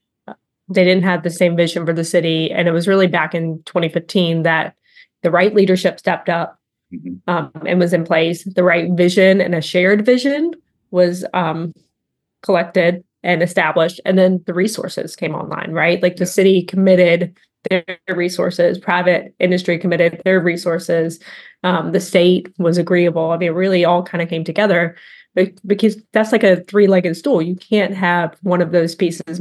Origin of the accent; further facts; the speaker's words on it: High Point, North Carolina, United States; also born or lived in Florida; I was born and raised in High Point, North Carolina